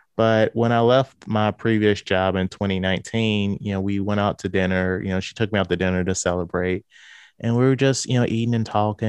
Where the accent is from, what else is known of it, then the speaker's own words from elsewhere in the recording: St. Louis, Missouri, United States; I am from Saint Louis, Missouri.